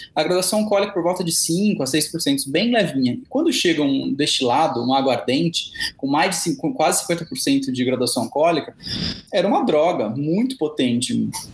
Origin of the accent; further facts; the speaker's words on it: Presidente Prudente, São Paulo, Brazil; moved away as an adult; now in São Paulo, Brazil; eu sou do interior de São Paulo, estou de Presidente Prudente, que é aqui a 600 quilômetros da capital, né? Moro em São Paulo já há 12 anos